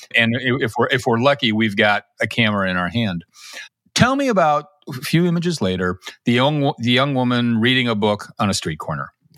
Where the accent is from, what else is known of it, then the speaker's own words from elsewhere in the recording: Chicago, Illinois, United States; moved away; also born or lived in Kansas City; grew up in Chicago